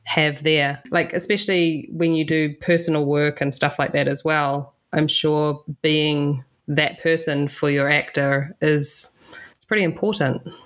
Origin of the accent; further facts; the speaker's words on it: New Zealand; I'm from New Zealand